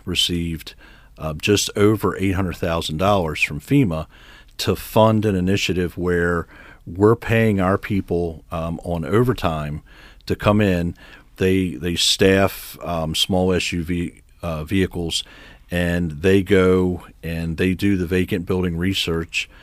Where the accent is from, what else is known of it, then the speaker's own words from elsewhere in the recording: Harford County, Maryland, United States; also born or lived in Baltimore; I was born in Baltimore. I actually grew up in Harford County.